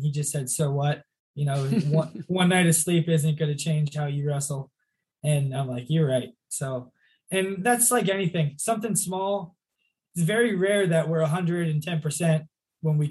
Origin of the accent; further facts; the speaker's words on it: 45 minutes from Wilkes-Barre, Pennsylvania, United States; Wilkes-Barre, which is 45 minutes from my hometown